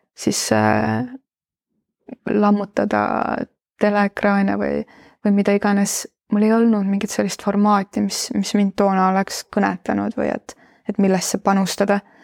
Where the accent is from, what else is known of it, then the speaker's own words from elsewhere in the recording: Estonia; ma olen idablokist pärit, eks, eks minus on nagu mingit sellist garaažide vahel üles äh, kasvanud äh, provintsilinna tüdruku